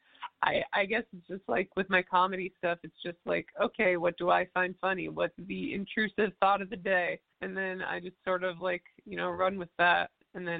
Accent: Seattle, Washington, United States; I was born and raised in Seattle.

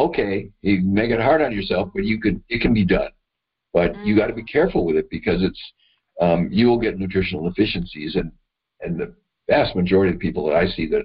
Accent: Madison, Wisconsin, United States; I grew up in Madison, Wisconsin

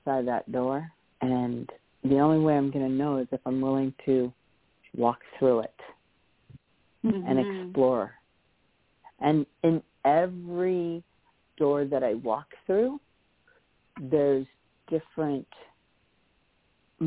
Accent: California, United States; moved away; also born or lived in Hawaii; I'm originally from California. I moved to Hawaii. I never thought I'd ever move back here to California.

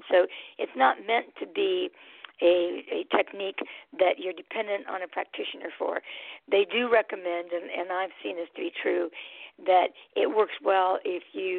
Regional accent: San Francisco, California, United States; now in Twin Cities, United States; I almost said Bay Area, because I was from San Francisco, but in the Twin Cities area.

